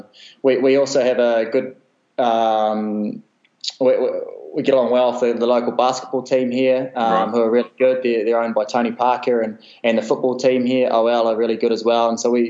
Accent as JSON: {"language": "English", "country": "New Zealand", "said": "And then after that, especially being a Kiwi, I just loved Christian Cullen."}